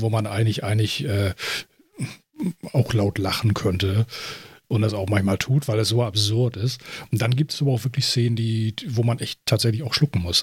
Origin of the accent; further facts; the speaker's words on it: Germany; bei uns in Deutschland